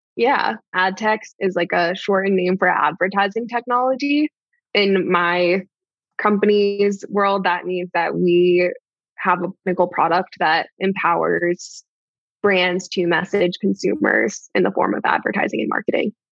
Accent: Maine, United States; moved away; I grew up in Maine.

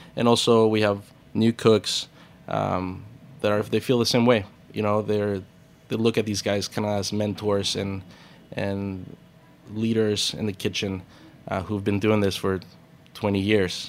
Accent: Puerto Peñasco, Sonora, Mexico; now in New York, United States; I grew up in, in, I was born in Mexico, uh, the Ciudad Cortes area, in a little town called, uh, Puerto Peñasco, also known in English as Rocky Point

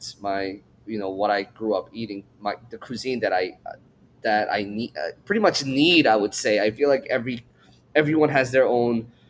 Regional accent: Stony Brook, New York, United States; also born or lived in Seoul, South Korea; I was born in Korea, raised in Seoul until I was seven. Then I moved to New York. And growing up, it was very weird because I moved to the suburbs, Stony Brook, Long Island

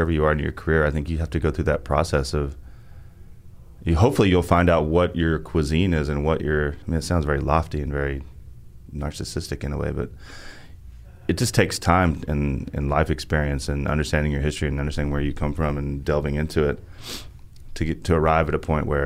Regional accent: the South, United States; I was aware that I was from the South, and I was aware that everybody thought I should know how to make fried chicken

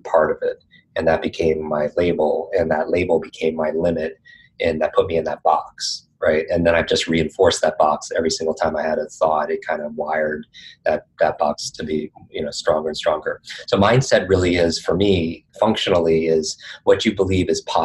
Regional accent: Northeast, United States; I grew up in the Northeast

